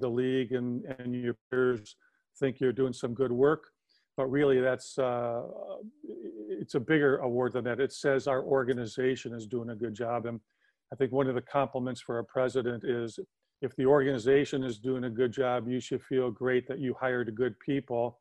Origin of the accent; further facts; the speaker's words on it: Wisconsin, United States; moved away; growing up in Wisconsin.